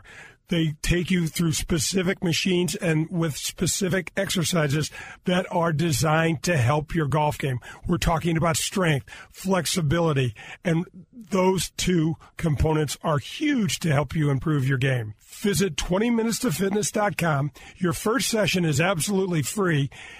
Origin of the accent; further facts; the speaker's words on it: North County, Missouri, United States; I grew up in North County